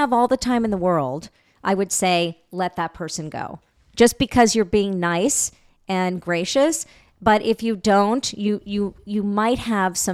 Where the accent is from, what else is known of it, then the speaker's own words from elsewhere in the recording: New York, United States; I'm a New Yorker